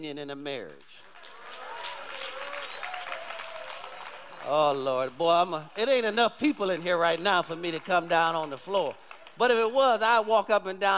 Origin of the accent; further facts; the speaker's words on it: Detroit, Michigan, United States; I grew up in Detroit